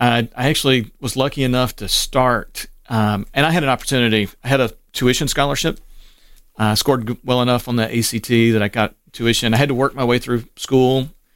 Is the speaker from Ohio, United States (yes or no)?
yes; Cleveland, Ohio, United States; born there; And so my birth certificate, I was born in Cleveland.